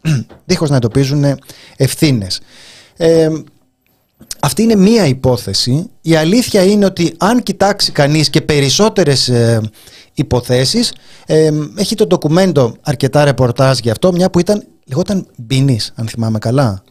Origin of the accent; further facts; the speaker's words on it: Greece; εμένα είναι η πατρίδα μου